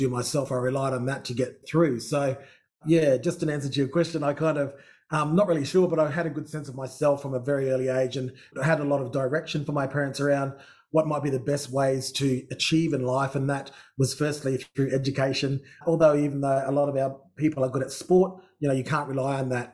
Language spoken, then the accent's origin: English; Darwin, Northern Territory, Australia; I'm actually from Darwin, born and bred